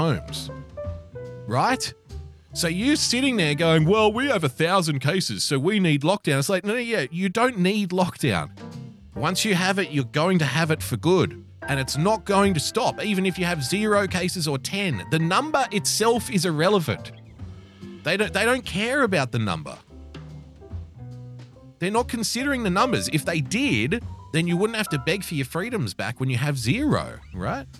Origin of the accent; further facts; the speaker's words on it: Sydney, New South Wales, Australia; So I'm from Western Sydney